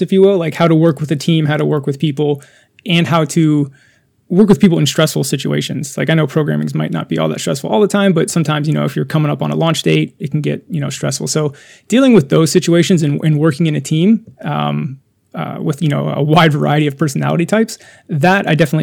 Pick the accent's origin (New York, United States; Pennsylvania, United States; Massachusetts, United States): Pennsylvania, United States; moved away as an adult; I'm from Pennsylvania